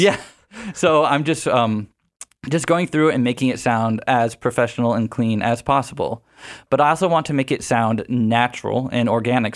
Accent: Houston, Texas, United States; moved away as an adult; also born or lived in San Marcos, Texas; now in San Diego, United States; I'm from Houston, Texas

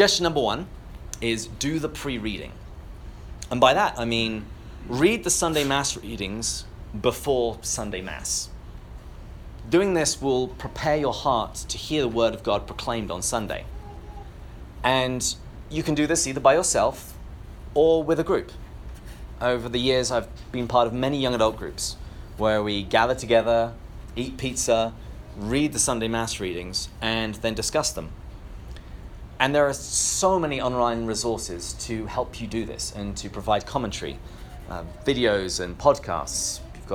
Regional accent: England, United Kingdom; I come from England, which is why I have this delightful accent.

